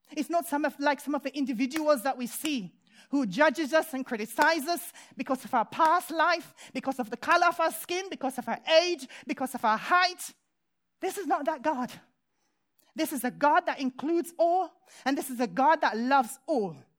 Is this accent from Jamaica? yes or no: yes; Jamaica; moved away; when I was a child growing up in Jamaica